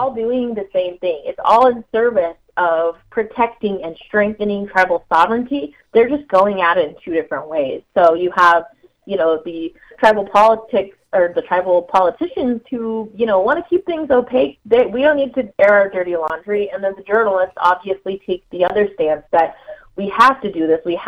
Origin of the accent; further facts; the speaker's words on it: Oklahoma, United States; I'm from Oklahoma, and I still have deep ties to the reservation